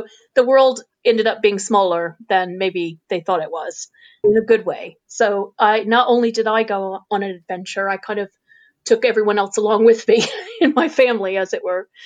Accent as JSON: {"language": "English", "region": "Illinois", "country": "United States", "tie": "born or raised there", "moved": "yes", "lives_now": "United Kingdom", "said": "I'm from Illinois, which is in the mm-hmm. American Midwest. So I'm from the middle and people often refer to it as flyover country. I come from a I come from a very rural part of the Midwest where there is, are hundreds of miles of cornfields"}